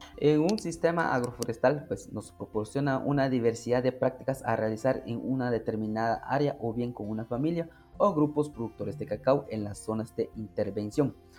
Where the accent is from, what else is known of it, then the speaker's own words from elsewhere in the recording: San Agustín Lanquín, Alta Verapaz, Guatemala; soy del municipio de San Agustín Lanquín, Alta Verapaz